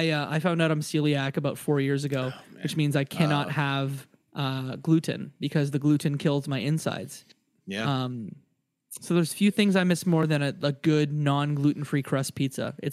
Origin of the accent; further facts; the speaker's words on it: Windsor, Ontario, Canada; Um, and then I'm from a town. Uh, you can actually Google it. Um, we had a lot of like Italian folk from my hometown, Windsor, Ontario, that would that came and settled.